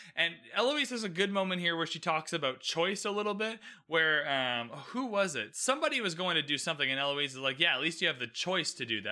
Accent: Canada; I'm Canadian, by the way, so the queen is on our money

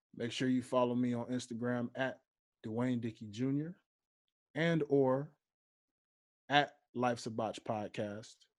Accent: Memphis, Tennessee, United States; moved away; back home in my hometown of Memphis, Tennessee

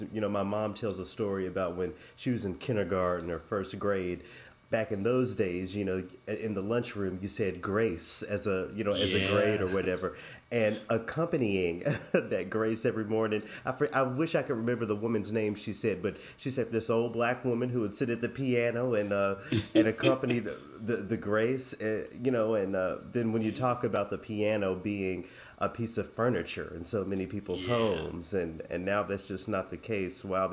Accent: Memphis, Tennessee, United States; moved away as an adult; also born or lived in Los Angeles; now in Minnesota, United States; my hometown's university, the University of Memphis

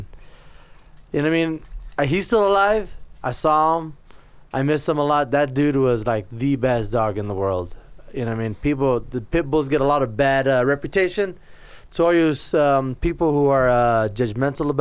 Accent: California, United States; now in Las Vegas, United States; I'm originally from California

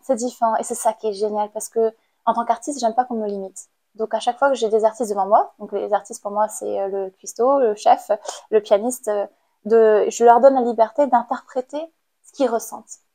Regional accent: Cambodia; moved away as an adult; now in France; j'ai grandi au Cambodge euh, et j'ai passé mon bac au Cambodge. Je suis arrivée en France en 2014.

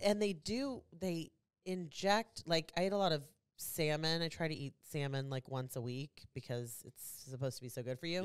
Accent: Kansas City, United States; I'm from Kansas City, so I wear a lot of Kansas City stuff.

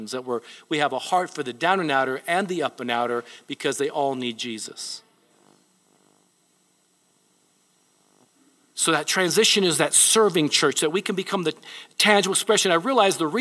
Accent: Japan; moved away; I was born in Japan. My mother was Japanese.

